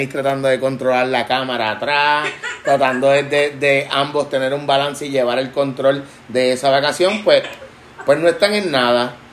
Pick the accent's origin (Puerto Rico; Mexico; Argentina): Puerto Rico; Claro, claro. Somos boricuas.